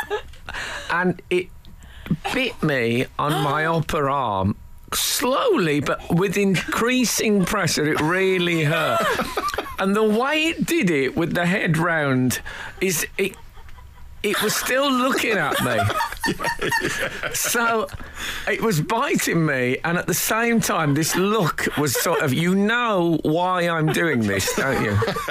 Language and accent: English; Birmingham, West Midlands, United Kingdom; when I was growing up in Birmingham